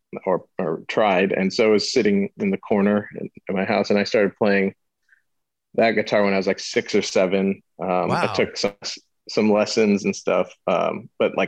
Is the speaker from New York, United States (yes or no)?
no; St. Louis, Missouri, United States; I'm from St. Louis, born and raised there.